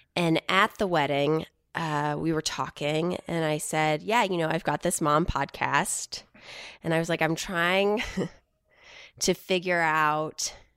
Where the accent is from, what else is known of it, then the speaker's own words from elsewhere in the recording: Houston, Texas, United States; growing up in Houston